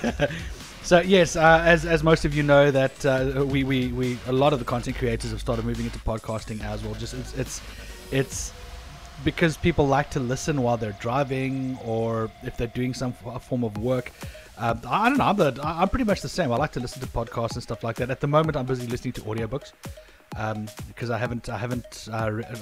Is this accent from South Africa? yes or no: yes; South Africa; we're South African